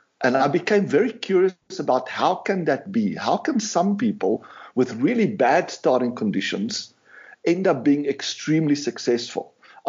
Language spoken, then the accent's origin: English; South Africa; I grew up in South Africa. We didn't have much resources, you know, but we had a really good life and spent a lot of time on the farm